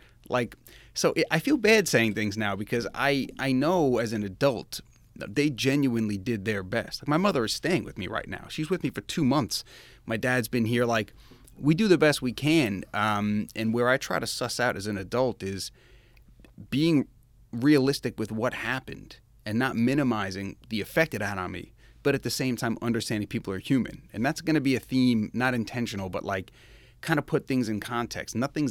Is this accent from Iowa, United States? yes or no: no; Kings Park, New York, United States; 1981, I was born, New York, Kings Park, New York. That is in Long Island. So I'm a New Yorker in this state